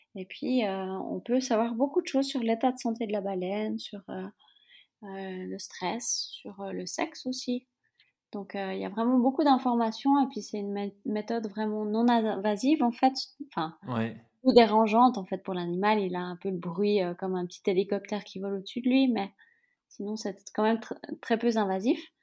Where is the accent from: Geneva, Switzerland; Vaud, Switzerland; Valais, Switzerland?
Vaud, Switzerland; Yverdon-les-Bains; je suis suisse. J'ai grandi dans une petite ville qui s'appelle Yverdon-les-Bains.